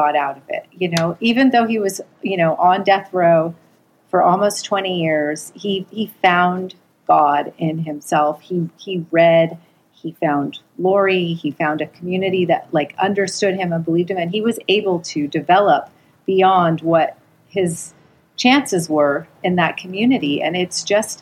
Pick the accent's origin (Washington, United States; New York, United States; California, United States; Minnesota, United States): California, United States; Los Angeles; I was a Reformed Jewish girl growing up in Los Angeles